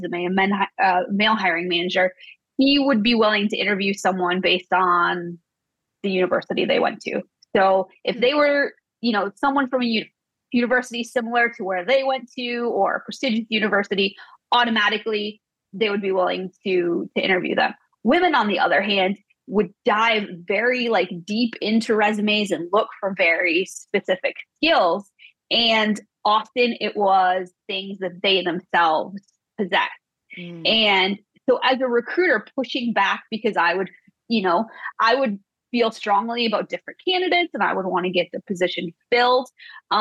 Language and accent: English; Midwest, United States; I came from the Midwest